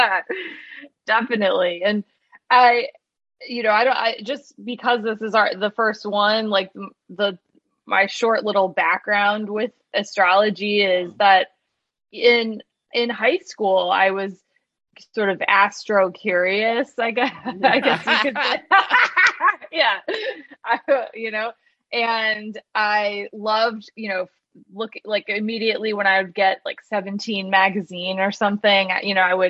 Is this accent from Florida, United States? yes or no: no; Michigan, United States; moved away; I grew up in Michigan, so it's like I'm at this just, you know, town in Michigan working at a restaurant